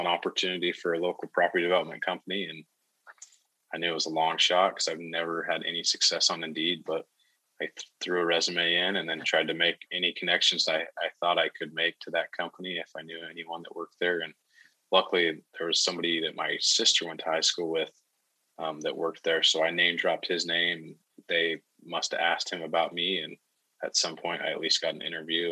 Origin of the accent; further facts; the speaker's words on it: Idaho, United States; moved away as an adult; also born or lived in Ogden, Utah; I'm from Idaho so that's what, kind of what got us back to where we're at in Idaho now.